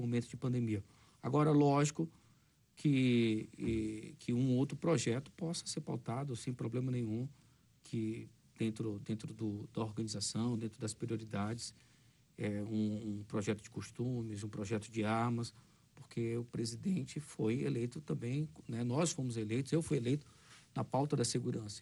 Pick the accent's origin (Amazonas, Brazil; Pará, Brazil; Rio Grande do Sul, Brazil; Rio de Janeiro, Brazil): Amazonas, Brazil; sou do Amazonas